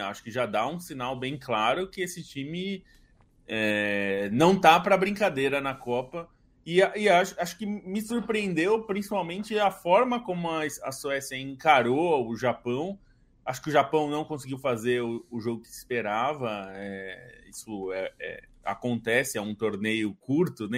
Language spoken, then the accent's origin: Portuguese; Brazil; como brasileiros